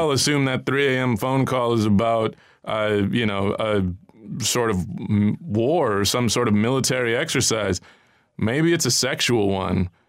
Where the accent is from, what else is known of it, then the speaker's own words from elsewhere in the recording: United States; I feel a little inferior as an American